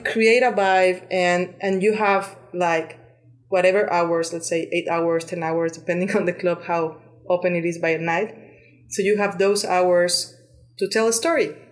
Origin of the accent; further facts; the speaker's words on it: Cuernavaca, Morelos, Mexico; moved away as an adult; now in Barcelona, Spain; I'm Mexican. I was born and raised in Mexico